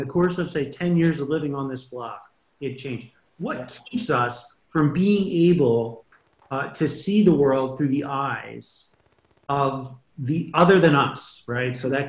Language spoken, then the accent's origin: English; Philadelphia, Pennsylvania, United States; moved away; So I grew up in Northeast Philly, mm-hmm. and my wife and I were there up in about 2008